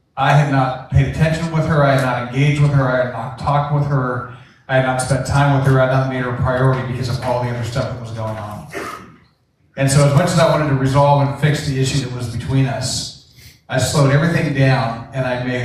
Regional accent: Coeur d'Alene, Idaho, United States; also born or lived in Tennessee; now in Coeur d'Alene, United States; I moved about a year ago from Tennessee back to Coeur d'Alene, Idaho, where we're from

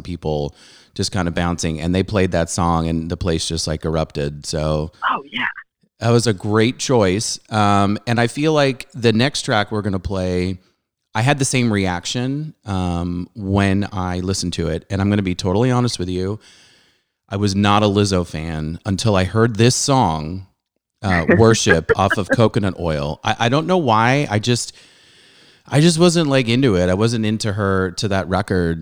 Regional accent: Southern California, United States; also born or lived in Montreal, Canada; I'm from Southern California, but originally I was born in Canada. I was born in Montreal and I did go back for junior high.

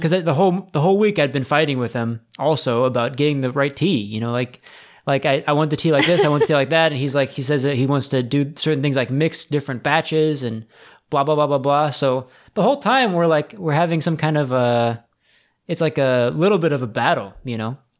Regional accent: United States; I grew up in America

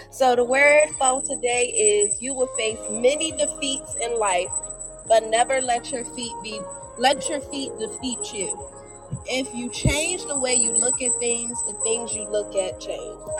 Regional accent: Jamaica; the real reason why I didn't tell everybody that I was from Jamaica.

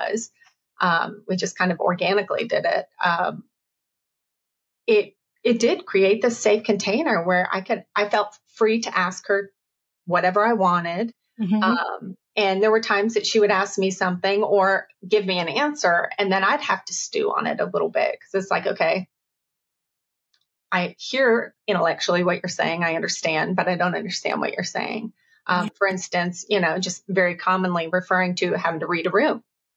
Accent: the South, United States; also born or lived in the West (US); Growing up in the South, having moved from out West, to then in the South in the early 80s

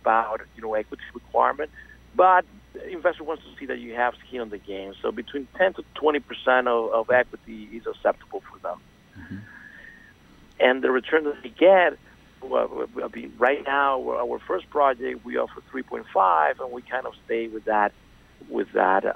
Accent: Venezuela; moved away as an adult; now in South Florida, United States; I'm originally from Venezuela, and I moved to South Florida in 2001.

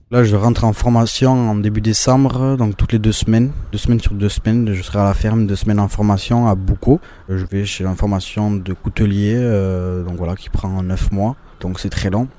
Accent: Hasparren, Nouvelle-Aquitaine, France; je suis d'Asparien, natif d'Asparin et euh, je vis toujours à Asparin.

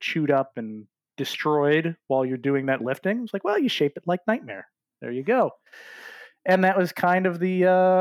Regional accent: Maryland, United States; my home state of Maryland

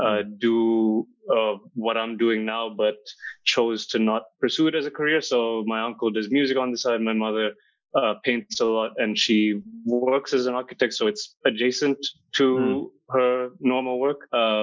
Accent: Sri Lanka; moved away as an adult; also born or lived in New Jersey, United States / Malaysia; now in Berlin, Germany; I grew up mostly in Sri Lanka, and then my family also moved to the US for a little bit. And then we moved back to Sri Lanka. So it was 5 years in the US, and then 6 years before and 6 years after. Back in Sri Lanka

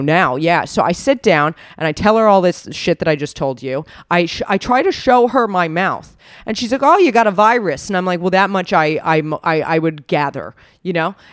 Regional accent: United States; moved away; I'm from America

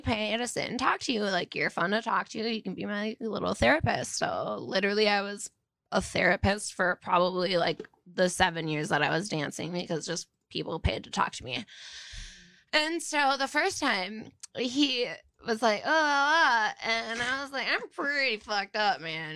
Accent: New Brighton, Minnesota, United States; I'm from New Brighton, Minnesota

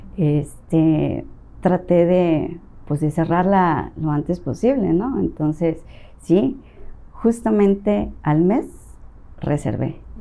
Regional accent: Tabasco, Mexico; moved away; also born or lived in Las Choapas, Veracruz; yo soy originaria de Las Chopas, Veracruz. Crecí mucho tiempo en Tabasco

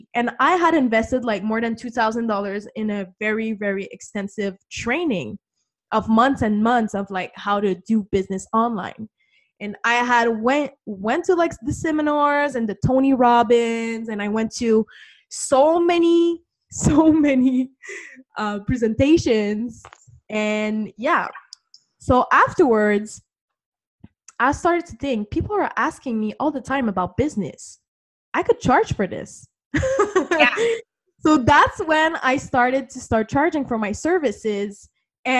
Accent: Canada; I'm from Canada

